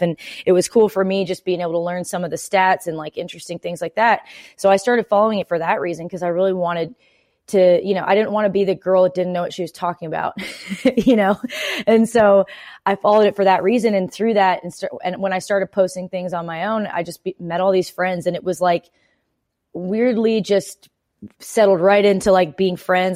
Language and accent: English; Canada; now in Nashville, United States; I'm Canadian.